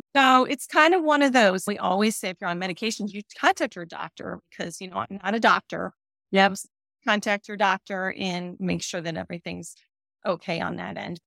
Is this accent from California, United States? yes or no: no; North Carolina, United States; I'm from North Carolina and the company that I'm with is based in North Carolina